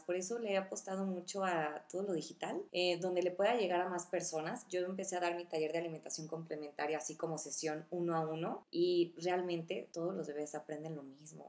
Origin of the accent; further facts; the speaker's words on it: Uruapan, Michoacán, Mexico; moved away; soy de Uruapan